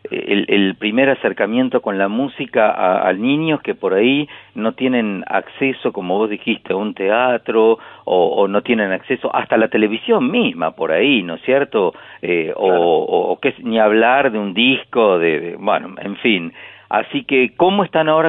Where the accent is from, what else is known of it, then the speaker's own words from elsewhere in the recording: Pehuajó, Buenos Aires Province, Argentina; yo soy del interior de Peguajó, trabajé en el interior muchísimo también y en el sur.